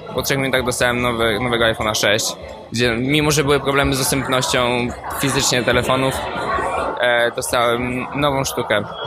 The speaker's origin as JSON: {"language": "Polish", "country": "Poland", "moved": "as an adult", "lives_now": "United States", "said": "jestem z Polski"}